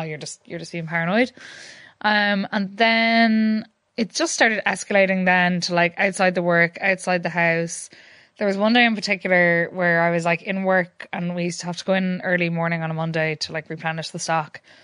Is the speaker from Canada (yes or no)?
no; Sligo, Connacht, Ireland; moved away as an adult; now in Galway, Ireland; I am from Sligo, but I've been living in Galway for the last while